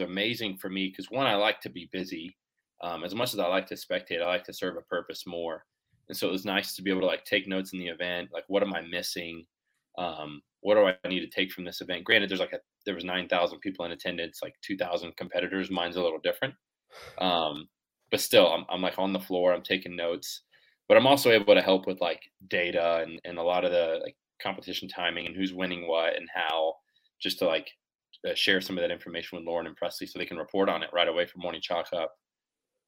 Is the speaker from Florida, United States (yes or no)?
yes; Jacksonville Beach, Florida, United States; I'm from Jacksonville Beach